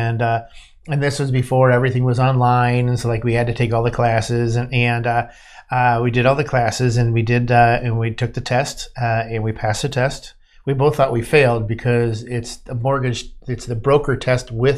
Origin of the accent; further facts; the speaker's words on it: Ohio, United States; I was born in Ohio